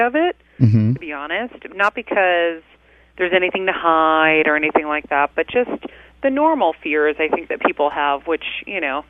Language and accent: English; Medford, Massachusetts, United States; moved away as an adult; now in Los Angeles, United States; I grew up in Medford, Massachusetts, just a few miles north of Boston